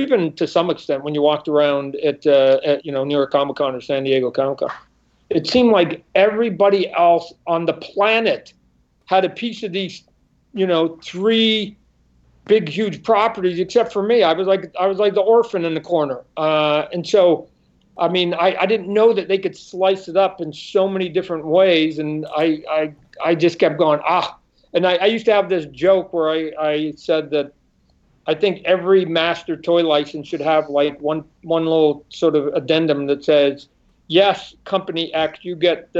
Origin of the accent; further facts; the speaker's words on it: Canada; moved away as an adult; also born or lived in Vancouver Island / Portland / Santa Barbara; now in Phoenix, United States; I'm Canadian. I was born in Canada, right? So we were living up on Vancouver Island